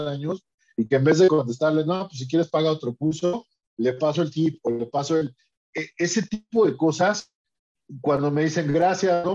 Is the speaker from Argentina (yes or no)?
no; Mexico; aquí en mi país, ¿no? En México